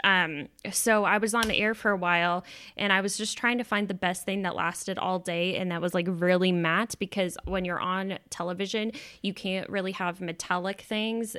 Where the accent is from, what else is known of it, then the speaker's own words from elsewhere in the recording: Texas, United States; now in Washington, United States; we're both from Texas